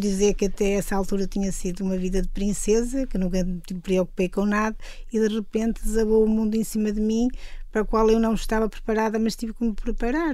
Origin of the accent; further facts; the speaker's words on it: Mondim de Basto, Norte, Portugal; now in São Mamede de Infesta, Portugal; sou transmontana